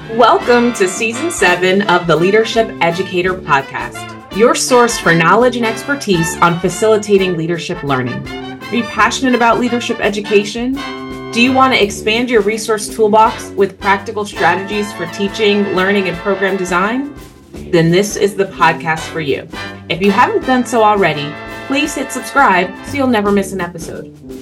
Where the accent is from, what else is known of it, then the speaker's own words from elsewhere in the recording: New Jersey, United States; now in Tallahassee, United States; My my brother and sister, we're originally from New Jersey